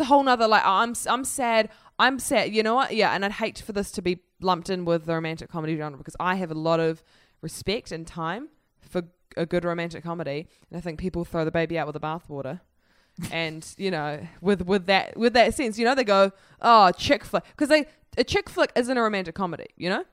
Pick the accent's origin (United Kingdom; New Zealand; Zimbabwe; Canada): New Zealand; I'm from New Zealand.